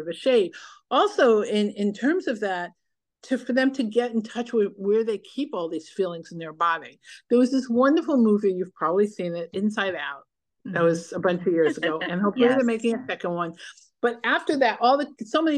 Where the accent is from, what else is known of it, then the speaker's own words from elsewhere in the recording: New York City, New York, United States; now in Los Angeles, United States; I grew up in New York City, even though I live in La La Land